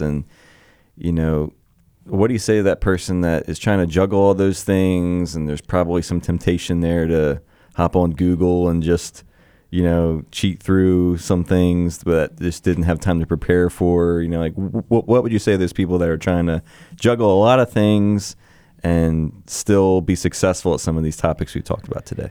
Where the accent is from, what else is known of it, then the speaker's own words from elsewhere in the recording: Cape May, New Jersey, United States; moved away; my hometown is, uh, Cape May, New Jersey